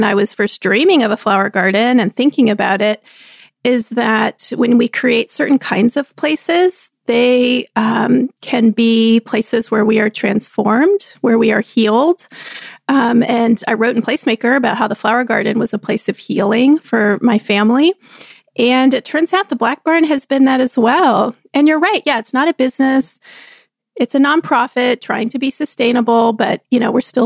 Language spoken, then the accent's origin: English; Texas, United States; moved away; We grew up together in Texas.